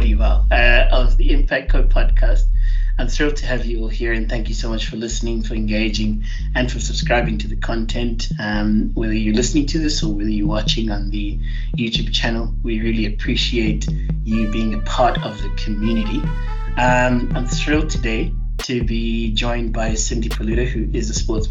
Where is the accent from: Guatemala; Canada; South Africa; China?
South Africa; Johannesburg, Gauteng; moved away as an adult; I grew up in Joburg and then left, went to go to the sea to study